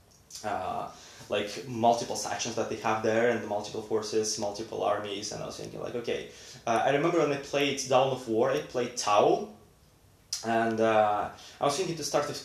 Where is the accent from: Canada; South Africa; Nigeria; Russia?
Russia; now in Sweden; I'm from Russia